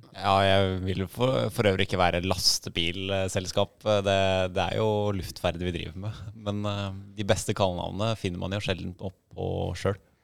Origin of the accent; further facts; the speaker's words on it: Oslo, Norway; jeg er oppvokst da på Ellingsrød i, i Oslo, rett uh, i Groruddalen.